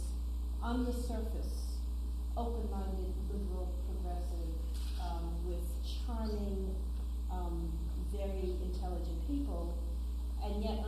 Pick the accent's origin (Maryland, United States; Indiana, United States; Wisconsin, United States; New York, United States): New York, United States; New York City; I was born in Brooklyn, New York, grew up in New York City